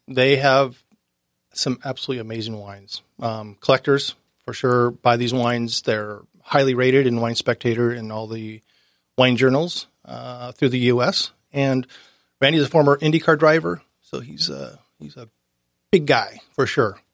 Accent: Laguna Niguel, California, United States; moved away as an adult; now in Oceanside, United States; I grew up in Orange County.

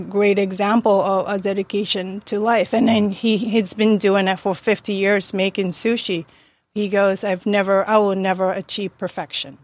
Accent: Japan; moved away as an adult; also born or lived in Yokohama; now in United States; born and raised in Japan uh, until 19.

